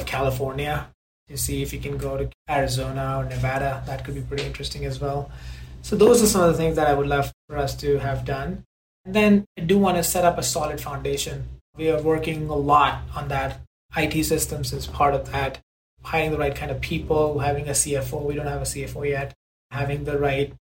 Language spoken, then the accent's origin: English; India; moved away as an adult; now in United States; growing up in India